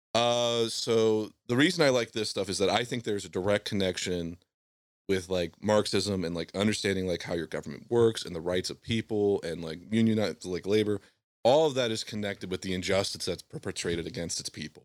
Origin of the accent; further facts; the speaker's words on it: Southwest Ohio, United States; I was raised in Southwest Ohio